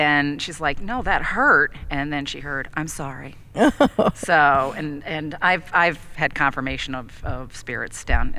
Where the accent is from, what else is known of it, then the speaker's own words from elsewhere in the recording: Troy, New York, United States; We're from Troy.